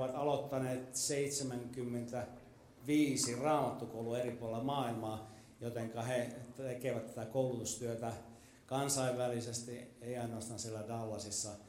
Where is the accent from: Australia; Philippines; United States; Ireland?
United States; Texas; I'm from Texas.